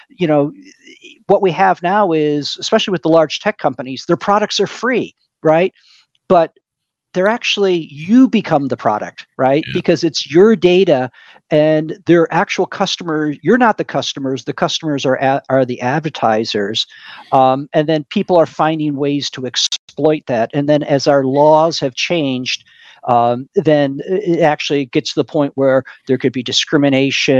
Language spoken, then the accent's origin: English; Michigan, United States; moved away as an adult; now in Silicon Valley, United States; I grew up in Michigan